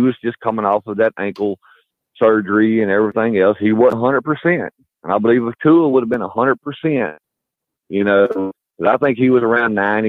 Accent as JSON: {"language": "English", "region": "south Louisiana", "country": "United States", "tie": "born or raised there", "also_born_or_lived": "Mobile, Alabama", "said": "I've been right up here in the northern part. I originally grew up down south Louisiana, but I was born in Mobile, Alabama."}